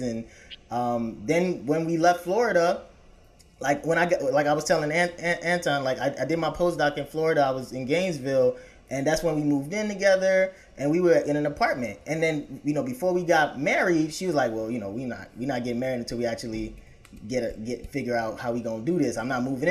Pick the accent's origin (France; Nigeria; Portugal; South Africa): Nigeria; now in Chicago, United States; back in our home country